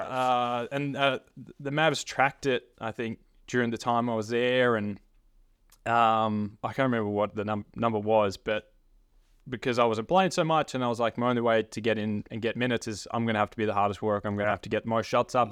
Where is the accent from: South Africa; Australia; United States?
Australia; Frankston, Victoria; growing up around the Franks and area, playing in, for the Franks and Blues growing up